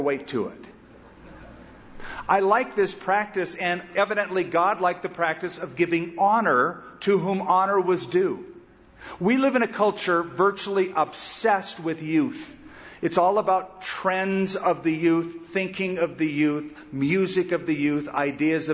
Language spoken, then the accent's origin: English; California, United States; I'm a Californian